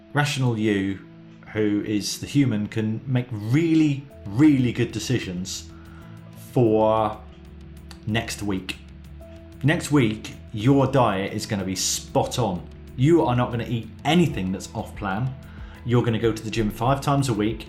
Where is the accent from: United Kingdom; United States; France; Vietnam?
United Kingdom; Plymouth, South West England; I'm, I'm from Plymouth